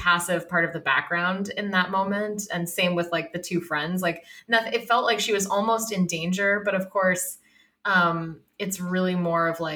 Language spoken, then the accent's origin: English; Massachusetts, United States; moved away; I'm from Massachusetts originally.